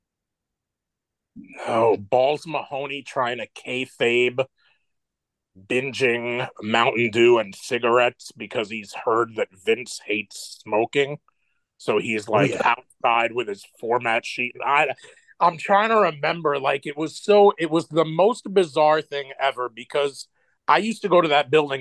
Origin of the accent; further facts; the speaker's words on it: New York City, New York, United States; I'm in Brooklyn, and I grew up in Brooklyn